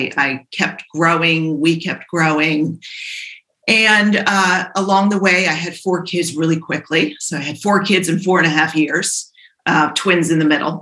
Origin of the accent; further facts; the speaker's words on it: Providence, Rhode Island, United States; I grew up in Providence